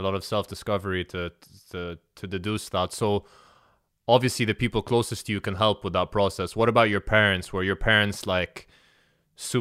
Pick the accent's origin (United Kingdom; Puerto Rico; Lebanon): Lebanon; I grew up in Lebanon